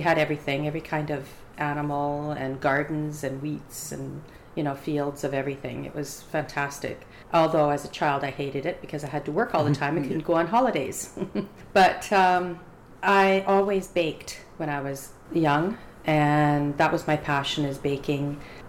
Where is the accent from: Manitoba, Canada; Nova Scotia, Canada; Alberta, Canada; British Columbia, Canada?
Alberta, Canada; now in Victoria, Canada; I'm Cree Métis heritage, and I was raised in Alberta.